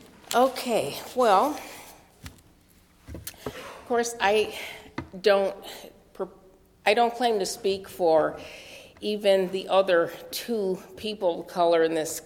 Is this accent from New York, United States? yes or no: yes; New York City, New York, United States; I'm from New York City